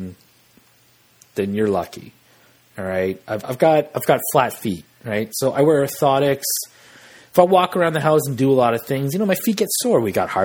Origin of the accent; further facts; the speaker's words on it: Western Canada, Canada; we're Canadian in the West